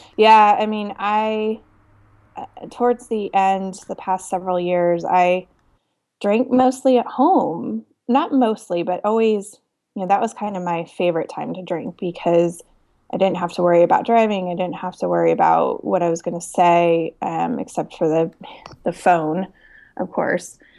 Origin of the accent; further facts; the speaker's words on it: Denver, Colorado, United States; I grew up loving it in Denver